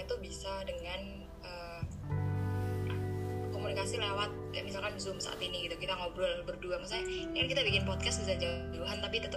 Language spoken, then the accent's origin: Indonesian; Pare, East Java, Indonesia; aku tuh asalnya Pare mm-hmm. Pare Kediri Jawa Timur buat yang mungkin belum tahu dan aku tuh asalnya kebanyakan dari Kediri